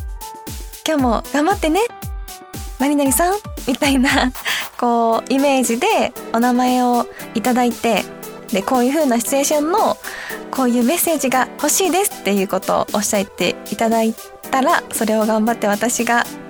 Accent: Fukuyama, Hiroshima, Japan; accent: Hiroshima dialect (Bingo-ben); moved away as an adult; now in Tokyo, Japan; 広島県の福山市出身です

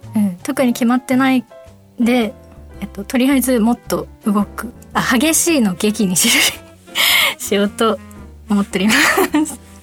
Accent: Fukuoka, Japan; accent: Fukuoka dialect; 私が福岡弁で話していく

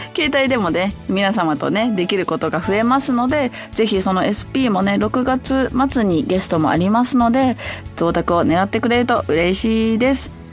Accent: Hachioji, Tokyo, Japan; 私、地元が八王子なので

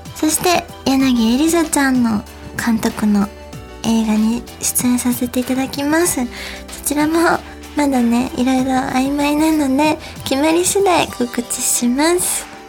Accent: Kansai, Japan; accent: Kansai dialect; 私はむしろ関西弁聞いて育ってきたので、あの、落ち着くのは関西弁なんですけど

